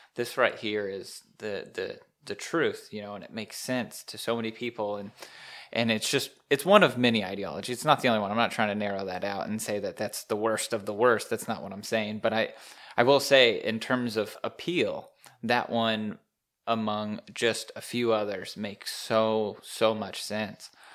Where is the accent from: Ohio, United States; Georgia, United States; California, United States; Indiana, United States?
Indiana, United States; Indianapolis; moved away; I'm from Indy area